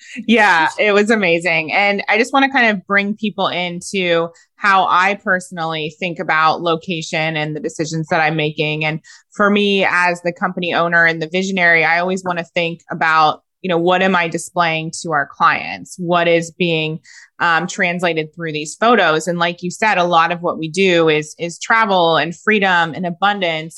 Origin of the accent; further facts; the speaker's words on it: Ohio, United States; I'm a girl from Ohio.